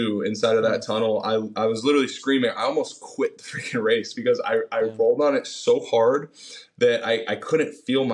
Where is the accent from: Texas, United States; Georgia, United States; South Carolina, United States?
Texas, United States; Austin; also born or lived in Virginia / San Diego; I grew up here in Austin, Texas, and my parents got divorced when I was a junior in high school